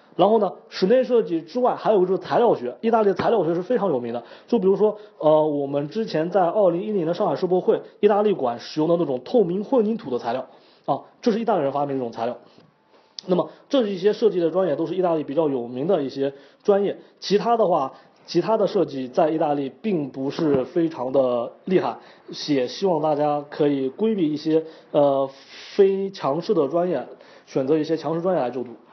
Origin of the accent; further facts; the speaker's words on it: China; now in Italy; 借助我们中国人